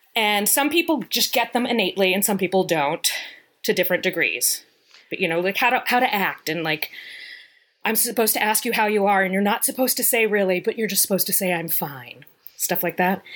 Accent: Virginia, United States; moved away; I'm from Virginia

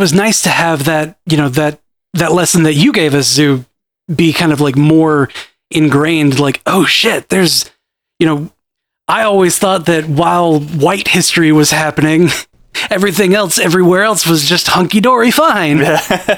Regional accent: United States; growing up in America

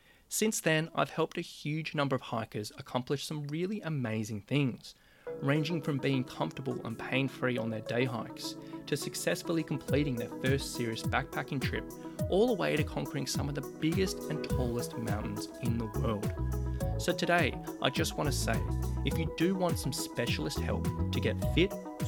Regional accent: Sydney, New South Wales, Australia; I was helping plenty of people in my hometown of Sydney, Australia

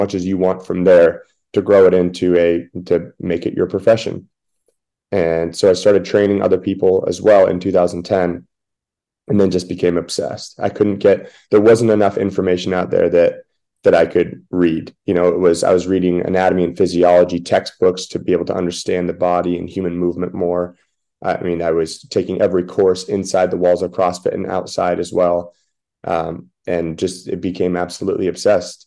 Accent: Washington, United States; moved away; I grew up in Washington State

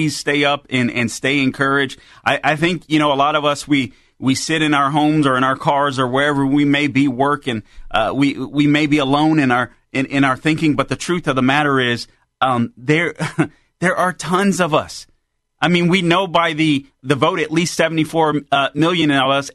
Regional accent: United States; I'm an American.

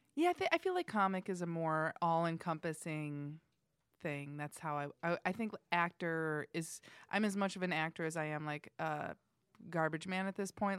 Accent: Indiana, United States; moved away as an adult; I'm from Indiana. I moved here to pursue acting.

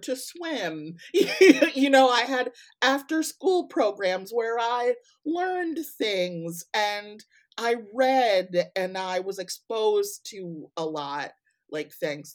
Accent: Evanston, Illinois, United States; now in Kalamazoo, United States; I was born and raised in Evanston, born at Evanston Hospital

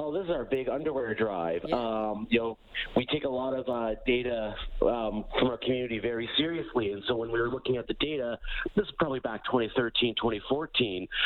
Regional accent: Alberta, Canada; I'm born and raised in Alberta.

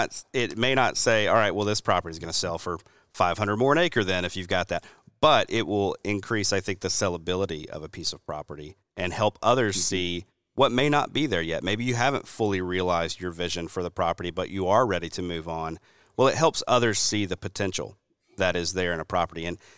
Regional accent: the South, United States; And this is especially speaking as a Southerner, I'm looking out at the sea of pines, right, that we've got down here.

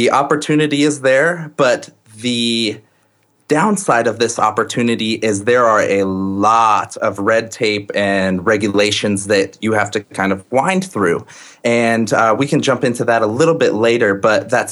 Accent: Colorado, United States; I am from Colorado, born and raised

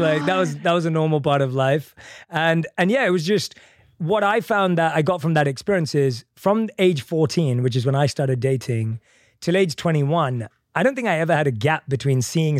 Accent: London, United Kingdom; I'm from London.

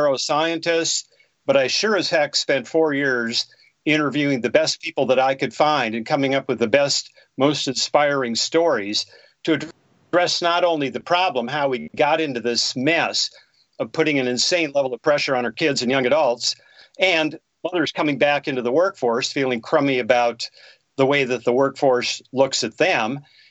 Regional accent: Bismarck, North Dakota, United States; I was born and raised in Bismarck, North Dakota.

